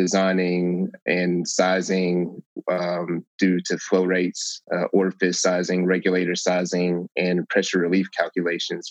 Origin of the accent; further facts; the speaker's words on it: San Antonio, Texas, United States; moved away as an adult; also born or lived in Albany, Oregon; I'm originally from San Antonio